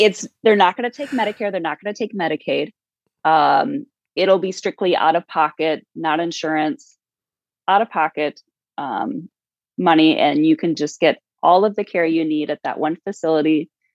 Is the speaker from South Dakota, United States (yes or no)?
yes; South Dakota, United States; I'm from South Dakota